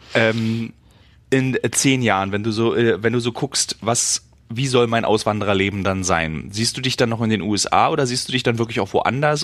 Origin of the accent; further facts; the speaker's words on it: Berlin, Germany; als Berliner